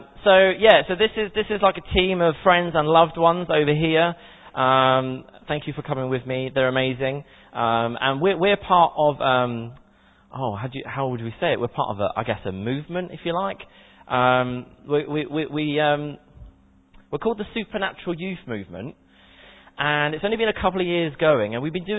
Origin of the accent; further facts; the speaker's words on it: Portsmouth, South East England, United Kingdom; moved away as an adult; now in Woking, United Kingdom; I'm originally from Portsmouth, born and bred